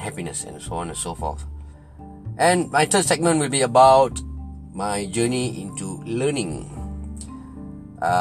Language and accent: English; Singapore; I am from Singapore